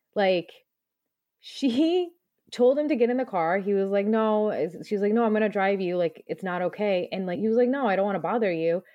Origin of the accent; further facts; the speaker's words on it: New Jersey / around New York City, United States; also born or lived in Punjab (ancestry); I grew up around New York City